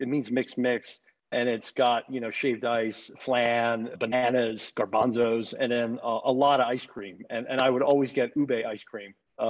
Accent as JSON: {"language": "English", "country": "Hong Kong", "tie": "born or raised there", "also_born_or_lived": "Houston, Texas, United States", "moved": "yes", "lives_now": "United States", "said": "So I was born in the US, in Houston, Texas, but I grew up in Hong Kong. So I grew up in Asia"}